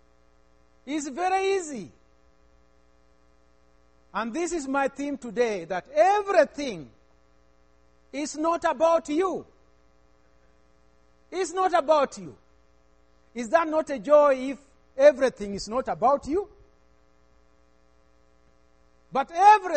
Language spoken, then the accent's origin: English; Uganda; I come from Uganda, East Africa.